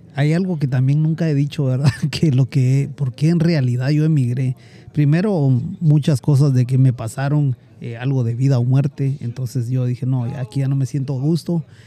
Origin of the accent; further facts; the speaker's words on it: Guatemala; now in United States; emigré de, de Guatemala para acá por ciertas razones